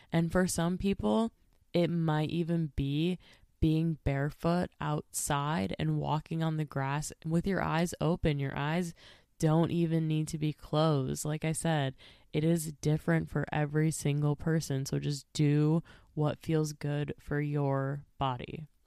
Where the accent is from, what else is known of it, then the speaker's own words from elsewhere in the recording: Minnesota, United States; I am not even from Nebraska. I'm from Minnesota